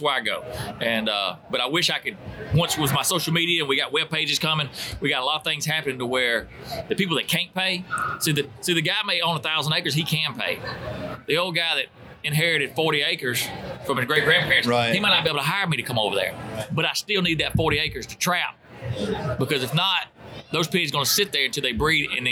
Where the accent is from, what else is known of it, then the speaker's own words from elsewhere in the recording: the South, United States; we're from the South